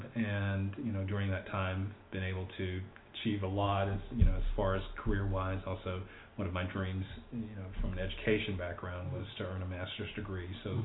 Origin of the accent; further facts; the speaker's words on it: Texas, United States; also born or lived in Massachusetts; Again, I grew up in Texas, so spent most of my life in Texas, even though I was born on an Air Force base in Massachusetts.